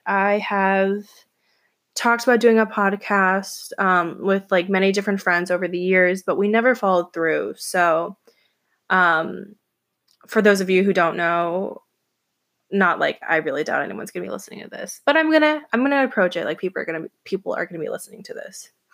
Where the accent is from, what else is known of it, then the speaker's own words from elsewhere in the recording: Atlanta, Georgia, United States; moved away as an adult; now in New York City, United States; I was born and raised in Atlanta, Georgia